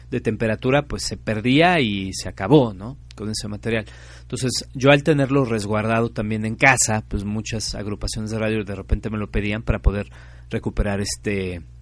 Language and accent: Spanish; Mexico; de no perder esta forma a través de la cual nos comunicamos como mexicanos